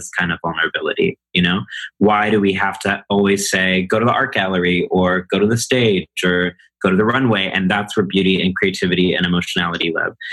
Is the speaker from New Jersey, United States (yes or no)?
no; College Station, Texas, United States; now in New York City, United States; I grew up in a small town in Texas called College Station, Texas.